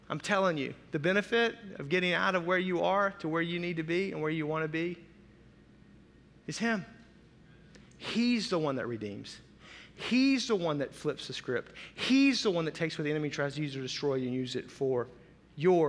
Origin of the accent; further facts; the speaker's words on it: the South, United States; I'm from the South